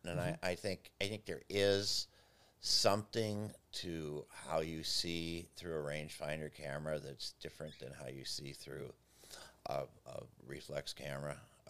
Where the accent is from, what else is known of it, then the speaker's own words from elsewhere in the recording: Evanston, Illinois, United States; And I grew up in Evanston, north of Chicago, and we would play in alleys because there really weren't a lot of parks around.